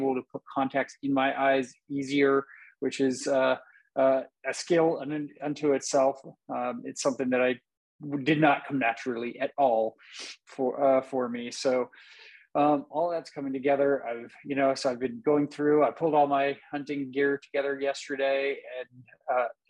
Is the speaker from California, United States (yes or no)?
yes; Napa, California, United States; now in Vacaville, United States; I'm from Napa. I grew up there and lived there for a long time.